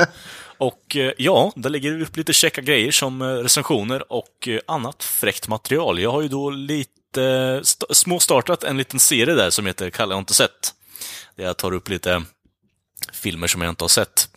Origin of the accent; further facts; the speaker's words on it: United States; som amerikan